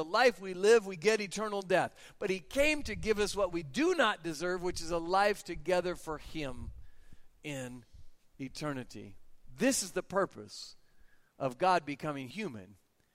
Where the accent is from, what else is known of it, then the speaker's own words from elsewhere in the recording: United States; I'm an American.